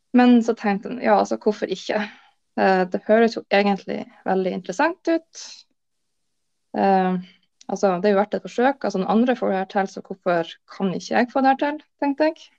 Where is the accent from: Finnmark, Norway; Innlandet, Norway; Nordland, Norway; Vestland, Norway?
Nordland, Norway; Lofoten; now in Bodø, Norway; jeg er oppvokst i Lofoten, men bor nå i Bodø.